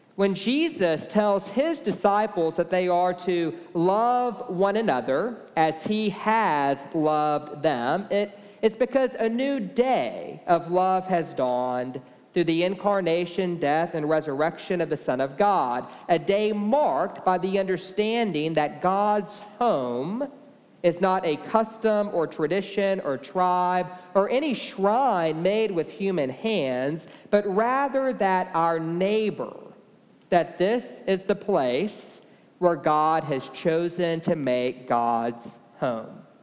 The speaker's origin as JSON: {"language": "English", "town": "Beaumont", "region": "Texas", "country": "United States", "tie": "born or raised there", "moved": "yes", "lives_now": "Austin, United States", "said": "I grew up in Beaumont, Texas, and I was raised at St. Mark's Episcopal"}